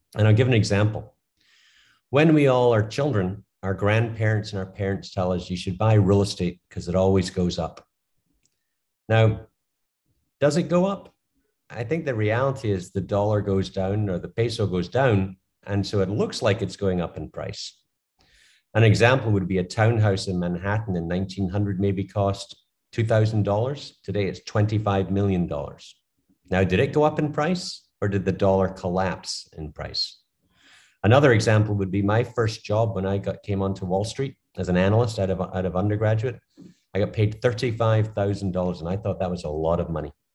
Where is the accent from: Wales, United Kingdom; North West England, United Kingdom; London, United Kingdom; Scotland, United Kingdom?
Scotland, United Kingdom; now in United States; I'm from Scotland. I came to America